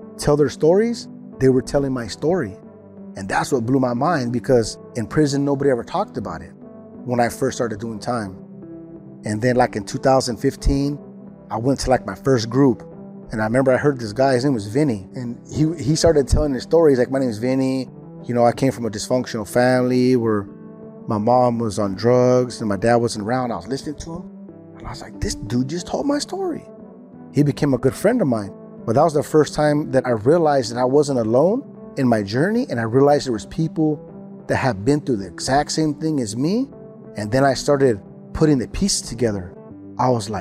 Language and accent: English; California, United States; I'm from California